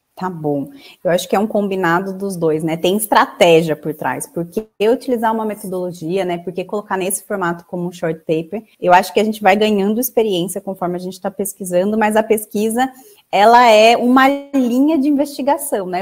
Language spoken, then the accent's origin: Portuguese; Campinas, São Paulo, Brazil; eu sou da cidade de Campinas